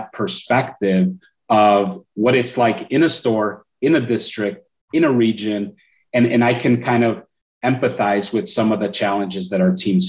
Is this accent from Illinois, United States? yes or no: yes; Chicago, Illinois, United States; I'm originally from Chicago. So that's where I was in school